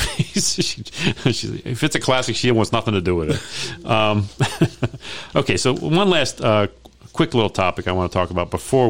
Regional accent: Baltimore, Maryland, United States; now in Las Vegas, United States; So I grew up in Baltimore, and there was this developer where we lived.

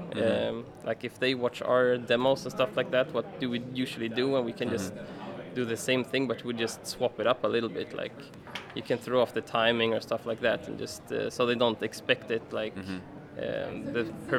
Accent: Stockholm, Stockholm County, Sweden; Sweden, Stockholm.

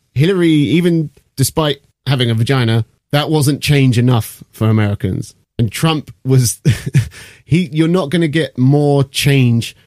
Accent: United Kingdom; I'm British.

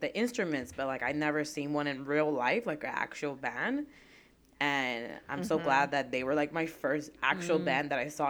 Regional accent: New York City, New York, United States; also born or lived in Brooklyn; I'm currently a transplant in Brooklyn because I'm from the Bronx.

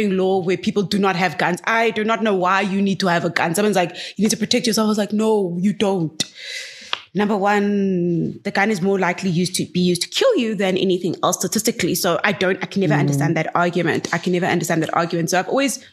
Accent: Gqeberha, Eastern Cape, South Africa; my hometown, Gqeberha.

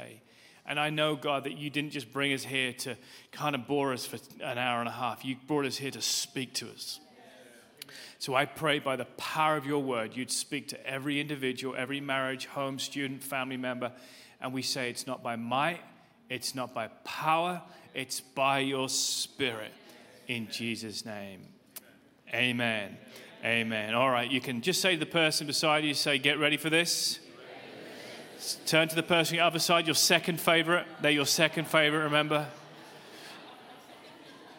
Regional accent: United Kingdom; as you can probably tell from my accent. I'm from the UK

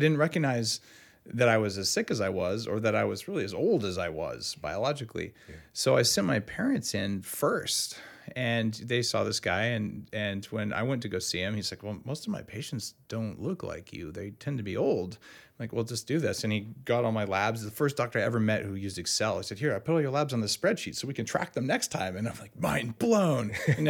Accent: New Mexico, United States; also born or lived in Bay Area; now in California, United States; And I'm from New Mexico originally.

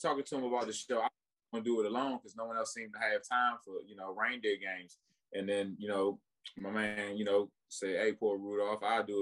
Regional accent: Washington, Washington metropolitan area, United States; also born or lived in Maryland / Virginia; now in Cleveland, United States; I'm from the DMV. I grew up in Maryland and Virginia and DC, and I moved to Cleveland

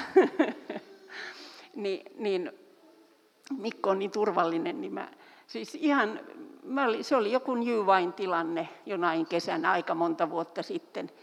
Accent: Turku, Southwest Finland, Finland; Mä olen syntyisin Turusta

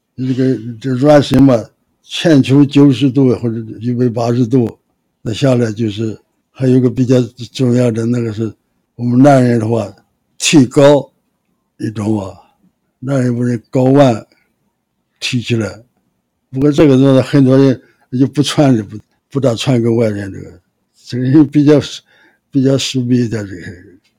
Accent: Shandong, China; moved away as an adult; now in Taipei, Taiwan; 我是山东人，三十八年，三十八年大陆整个车子就来台湾了

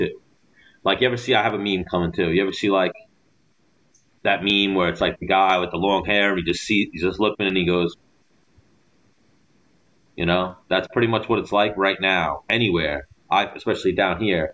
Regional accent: New York City, New York, United States; moved away as an adult; now in Florida, United States; As a New Yorker

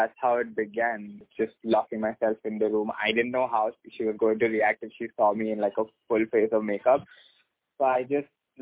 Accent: Mumbai, Maharashtra, India; I was born and brought up in Mumbai

